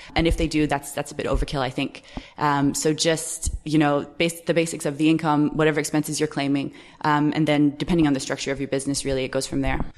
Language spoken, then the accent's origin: English; Canada; moved away as an adult; also born or lived in United States; now in Ireland; I'm actually Canadian, so I don't pay any taxes in Canada because I haven't lived in Canada for years